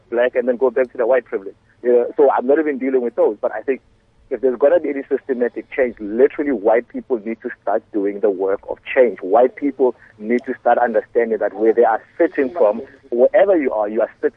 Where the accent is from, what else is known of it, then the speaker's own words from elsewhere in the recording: South Africa; we as a South African people